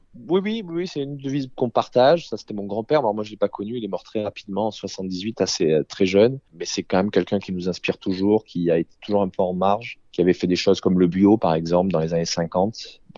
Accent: Courthézon, Provence-Alpes-Côte d'Azur, France; j'ai grandi euh, à Beaucastel

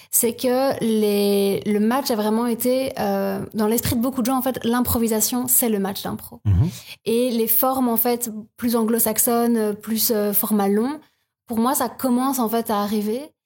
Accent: Province of Luxembourg, Wallonia, Belgium; moved away as an adult; also born or lived in Louvain-la-Neuve; je viens de la province de Luxembourg

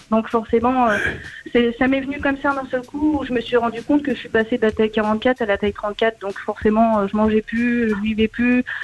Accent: Normandy, France; born or raised there; moved away as an adult

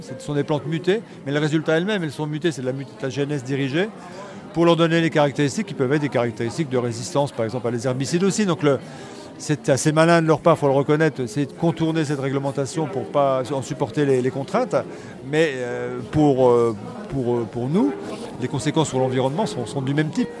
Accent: Picardy, Hauts-de-France, France; chez moi en Picardie

